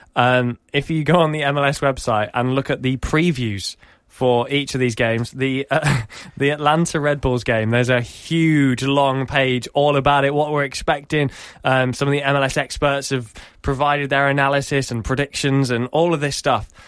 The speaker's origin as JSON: {"language": "English", "town": "Norwich", "region": "East of England", "country": "United Kingdom", "tie": "born or raised there", "said": "my hometown of, uh, of Norwich"}